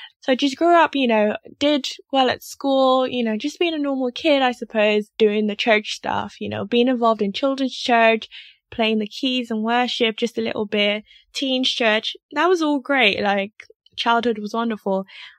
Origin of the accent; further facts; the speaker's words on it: Lagos, Nigeria; my parents are Nigerian, I'm Nigerian, but they moved to Nigeria as missionaries. So missionaries technically, but they were in their home country. So I grew up in Lagos, Nigeria